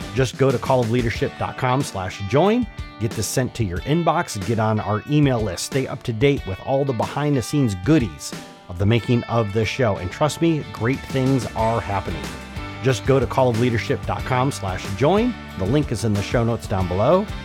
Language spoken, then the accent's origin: English; Michigan, United States; born or raised there; moved away as an adult